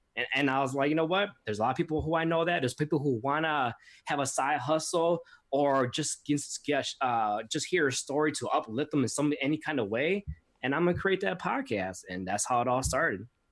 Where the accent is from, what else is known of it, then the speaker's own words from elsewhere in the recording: Milwaukee, Wisconsin, United States; moved away as an adult; now in Chicago, United States; I was born and raised in Milwaukee, Wisconsin